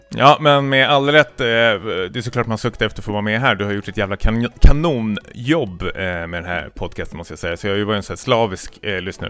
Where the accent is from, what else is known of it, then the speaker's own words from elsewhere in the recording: Stockholm, Stockholm County, Sweden; jag kommer från Stockholm, västerort